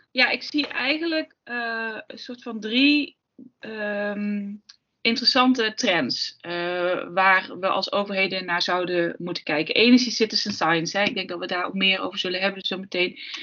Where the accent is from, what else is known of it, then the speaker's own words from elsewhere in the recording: Limburg, Netherlands; Ik kom uit Limburg